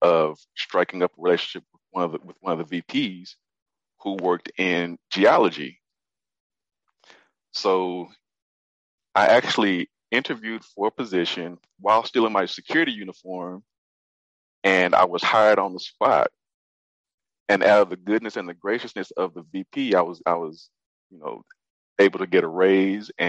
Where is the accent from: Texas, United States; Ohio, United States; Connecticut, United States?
Texas, United States; Fort Worth; I'm from Fort Worth